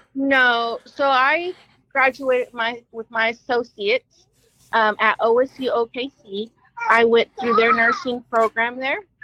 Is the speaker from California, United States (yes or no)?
no; Oklahoma City, Oklahoma, United States; I'm from here. I'm from Oklahoma City. I was born and raised.